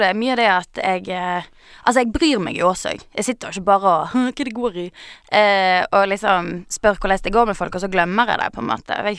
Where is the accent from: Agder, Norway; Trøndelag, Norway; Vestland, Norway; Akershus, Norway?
Vestland, Norway; Bergen; Det er greit jeg er fra Bergen, ja.